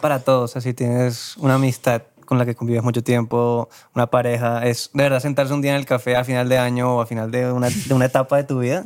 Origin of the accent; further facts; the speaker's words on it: Cartagena, Bolívar, Colombia; moved away as an adult; now in Bogotá, Colombia; yo soy de Cartagena. Yo llegué a Bogotá